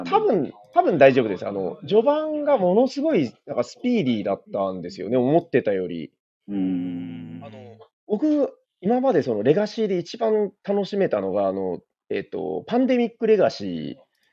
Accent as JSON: {"language": "Japanese", "region": "Nagasaki", "country": "Japan", "said": "私、長崎"}